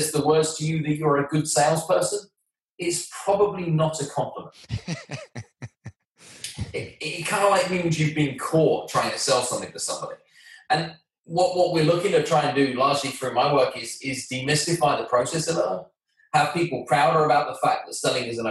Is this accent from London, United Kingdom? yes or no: yes; London, United Kingdom; moved away as an adult; now in New York, United States; I'm from London, England